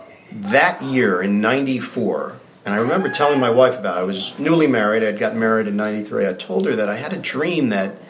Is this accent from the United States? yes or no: yes; New York City, New York, United States; moved away as an adult; now in New Jersey, United States; I grew up in New York